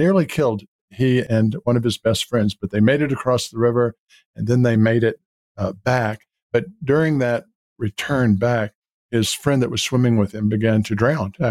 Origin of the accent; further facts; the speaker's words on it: Baton Rouge, Louisiana, United States; there were four of us growing up in Baton Rouge, Louisiana